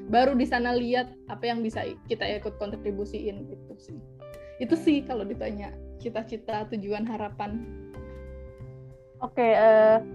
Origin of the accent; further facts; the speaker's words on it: Jakarta, Indonesia; ya itu tadi dengan segala privilege-nya sebagai orang Jakarta ya walaupun mungkin aku bukan berasal dari keluarga yang um, well off juga ya